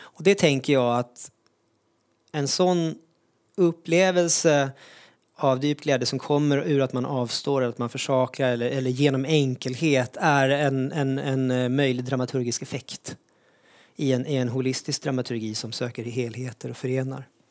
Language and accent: Swedish; Sweden; i Sverige där jag växte upp